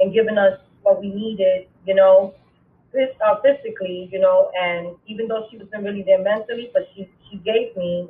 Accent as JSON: {"language": "English", "town": "New York City", "region": "New York", "country": "United States", "tie": "born or raised there", "said": "I was born and raised in the Boogie Down Bronx"}